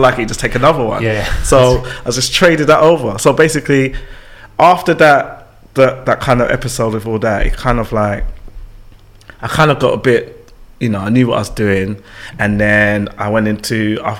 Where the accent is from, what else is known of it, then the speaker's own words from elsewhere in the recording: London, United Kingdom; I'm born in London, born and raised in London